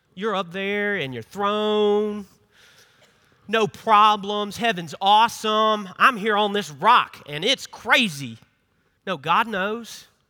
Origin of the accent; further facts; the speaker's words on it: Memphis, Tennessee, United States; moved away as an adult; now in South Carolina, United States; I'm not from here. I'm from Memphis, Tennessee